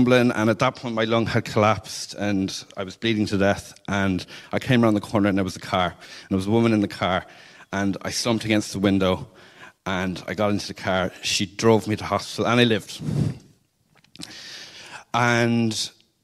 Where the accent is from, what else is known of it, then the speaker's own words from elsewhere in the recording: Cork, Munster, Ireland; I'm from Cork, and I was raised in a Catholic house